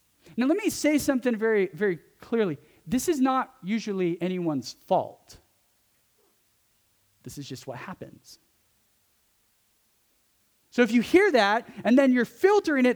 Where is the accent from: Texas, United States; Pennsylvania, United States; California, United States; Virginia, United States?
California, United States; accent: California; It's my California accent